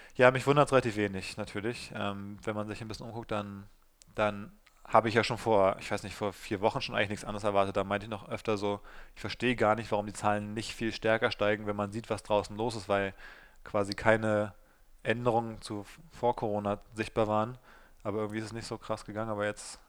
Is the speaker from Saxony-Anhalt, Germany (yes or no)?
no; Berlin, Germany; zum einen komme ich ja aus dem Südosten von Berlin, wo ich aufgewachsen bin